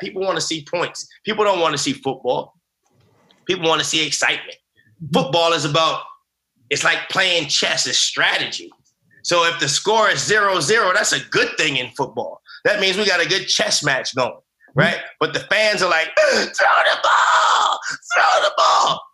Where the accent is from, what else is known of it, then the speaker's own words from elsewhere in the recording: United States; I grew up in America afraid of being who I was